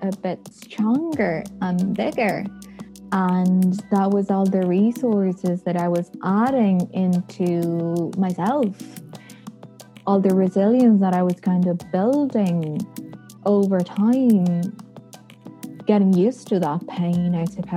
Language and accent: English; Buenos Aires, Argentina; moved away as an adult; now in Dublin, Ireland; I'm originally from Buenos Aires, Argentina